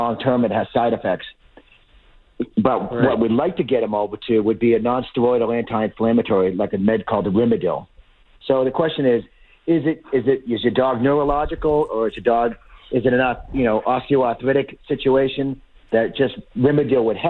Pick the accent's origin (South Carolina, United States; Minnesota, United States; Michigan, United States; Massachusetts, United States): Massachusetts, United States; Lowell; I grew up in Lowell